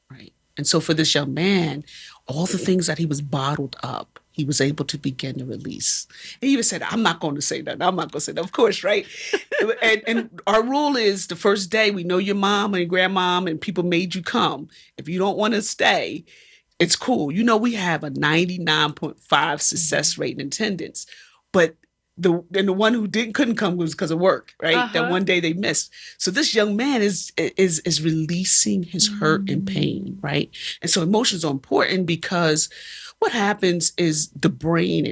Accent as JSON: {"language": "English", "country": "United States", "said": "we as Americans"}